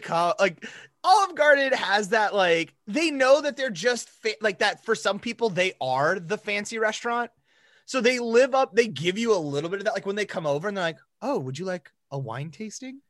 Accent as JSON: {"language": "English", "town": "Rapid City", "region": "South Dakota", "country": "United States", "tie": "born or raised there", "said": "I grew up in Rapid City, South Dakota"}